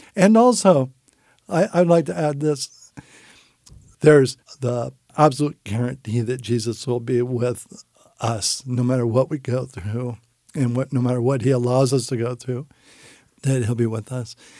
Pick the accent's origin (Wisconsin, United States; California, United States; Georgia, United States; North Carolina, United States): California, United States; San Francisco; I grew up in San Francisco